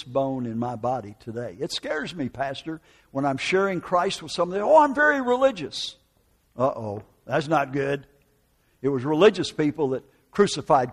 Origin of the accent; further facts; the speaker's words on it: United States; moved away; also born or lived in Oklahoma; northern Wisconsin, Minneapolis, Minnesota